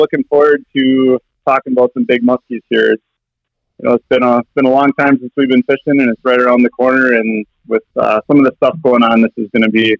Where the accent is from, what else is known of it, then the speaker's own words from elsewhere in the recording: Minneapolis, Minnesota, United States; also born or lived in Wisconsin; We moved from Wisconsin to the Minneapolis area in 1987, so in second grade, and so I've lived in Minnesota almost my entire life